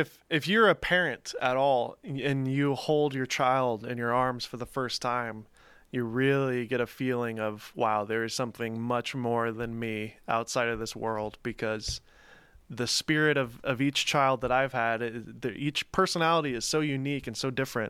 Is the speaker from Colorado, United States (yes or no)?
no; Mount Juliet, Tennessee, United States; also born or lived in Los Angeles, California / Nashville, Tennessee; I grew up in Mount Juliet.